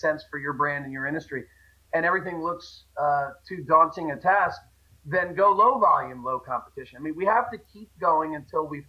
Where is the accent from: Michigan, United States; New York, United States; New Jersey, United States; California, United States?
New Jersey, United States; moved away; I grew up in Jersey